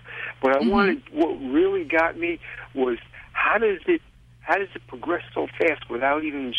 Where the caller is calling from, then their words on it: Paris, Florida, United States; Paris, Florida.